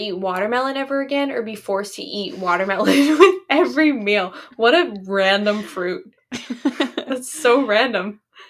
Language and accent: English; New Hampshire, United States; we grew up in New Hampshire